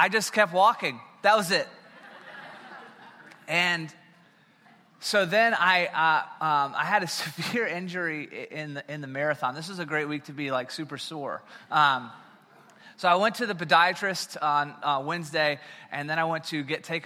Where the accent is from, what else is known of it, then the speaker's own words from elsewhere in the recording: South Carolina, United States; moved away; So I'm originally from South Carolina